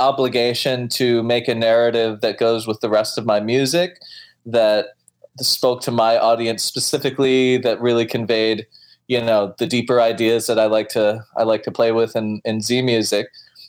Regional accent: Alaska, United States; now in United Kingdom; I'm from Alaska originally.

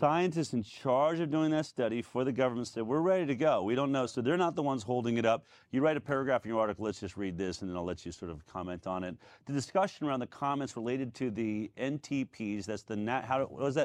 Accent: Boulder, Colorado, United States; I'm from Boulder, Colorado.

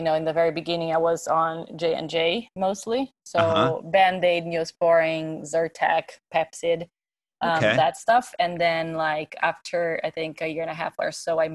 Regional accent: São Paulo, Brazil; English is a second language; moved away as an adult; also born or lived in Farmington, New Mexico; now in New York, United States; I'm from Brazil, São Paulo. That's where I grew up.

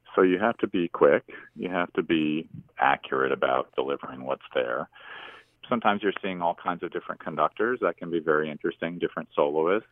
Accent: Binghamton, New York, United States; moved away as an adult; also born or lived in Endwell, New York / Vestal, New York; now in Montreal, Canada; I live in Montreal, Canada, and I was born and raised in the Triple Cities

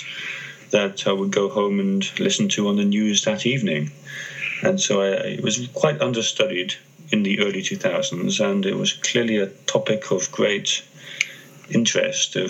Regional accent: Greece; moved away; I grew up in Greece

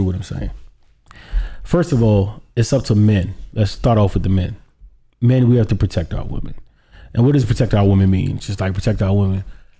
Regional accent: United States; as an American

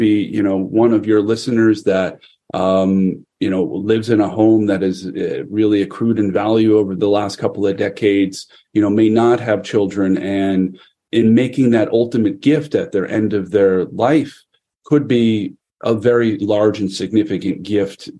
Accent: Connecticut, United States; the state of Connecticut, my home state

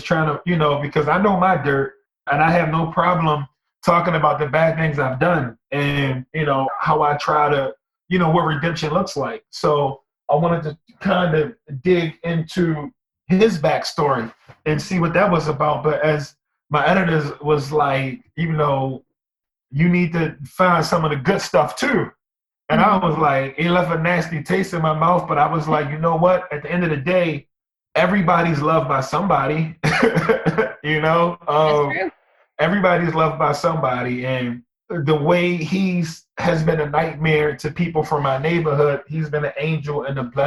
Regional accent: Baltimore, Maryland, United States; I'm from East Baltimore

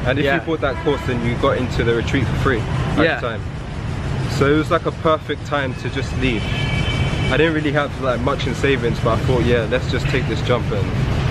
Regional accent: London, United Kingdom; moved away as an adult; also born or lived in Chiang Mai, Thailand; now in Ho Chi Minh City, Vietnam; So I'm from London, England.

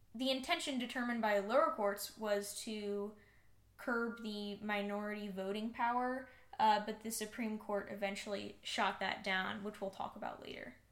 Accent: Austin, Texas, United States; my hometown of austin

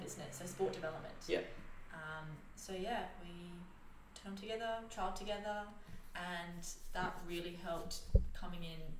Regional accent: Sydney, New South Wales, Australia; moved away as an adult; now in Gold Coast, Australia; So from Sydney, grew up there, came to Gold Coast in 2018 for uni.

